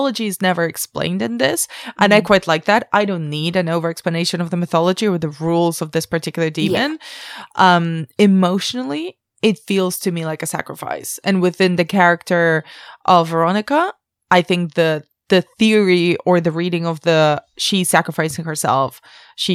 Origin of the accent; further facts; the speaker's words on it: Barcelona, Catalonia, Spain; moved away; also born or lived in Madrid; I grew up in Barcelona, but I lived in Madrid for years.